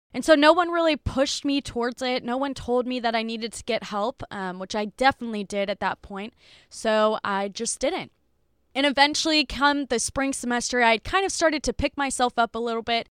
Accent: Dubuque, Iowa, United States; I would drive back to Dubuque, which is where I'm from

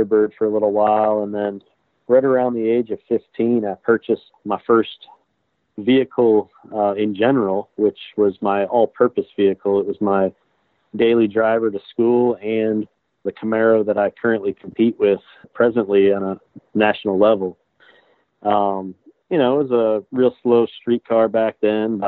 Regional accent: Avon Lake, Ohio, United States; also born or lived in Wellington, Ohio / Toledo, Ohio; I grew up in Avon Lake, Ohio, which is literally on the lakefront of Lake Erie, probably about 30 minutes west of Cleveland, Ohio.

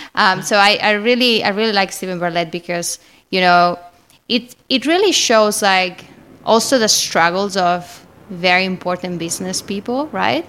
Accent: Spain; accent: Spanish; English is a second language; I'm Spanish, obviously. You can find, I mean, you can clearly know this because of my accent.

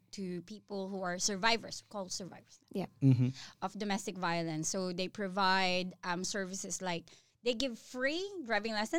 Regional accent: Philippines; now in Australia; growing up in the Philippines

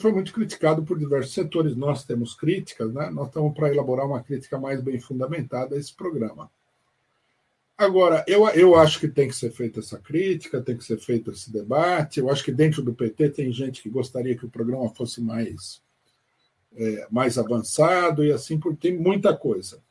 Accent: Brazil; nós, brasileiros

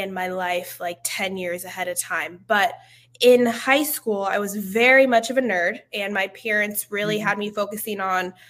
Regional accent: Stroudsburg, Pennsylvania, United States; moved away as an adult; also born or lived in Atlanta / California; I'm originally from Stroudsburg, Pennsylvania, and East Coast girl

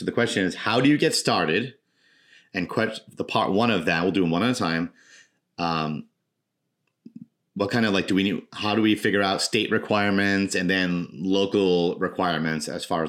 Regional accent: Woonsocket, Rhode Island, United States; I was on my school committee in my hometown in Woonsocket for about 6 years.

